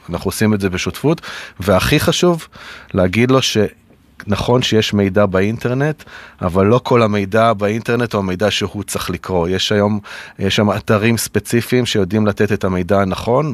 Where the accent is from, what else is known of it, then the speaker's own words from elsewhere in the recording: the Center, Central Israel, Israel; also born or lived in New York, United States; חזרנו אל המרכז, איפה שגדלתי